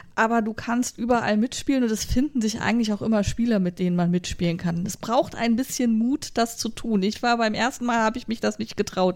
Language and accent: German; Germany; wir sind halt als Deutsche